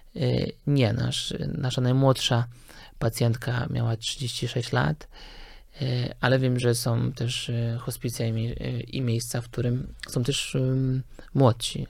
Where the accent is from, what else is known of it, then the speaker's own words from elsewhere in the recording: Lower Silesian Voivodeship, Poland; moved away as an adult; also born or lived in Wrocław; now in Warsaw, Poland; jestem generalnie z Dolnego Śląska